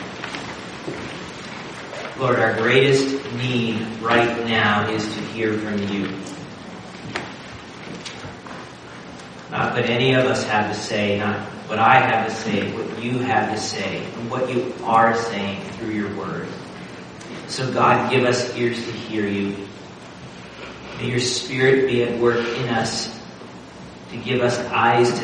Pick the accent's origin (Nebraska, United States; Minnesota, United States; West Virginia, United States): Nebraska, United States; growing up in Nebraska, the Wild West was kind of a thing